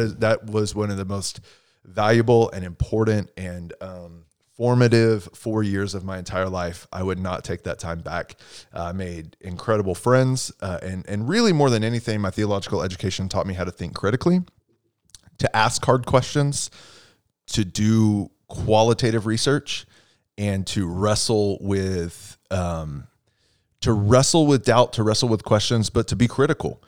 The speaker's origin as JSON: {"language": "English", "region": "Texas", "country": "United States", "said": "I'm from Texas"}